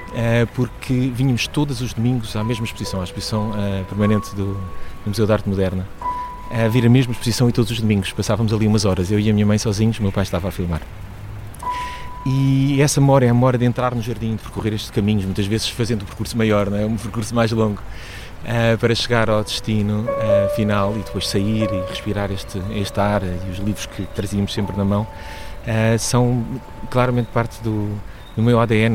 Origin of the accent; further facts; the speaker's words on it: Lisbon, Portugal; Eu nasci em Lisboa, nasci em, em Campo de Orique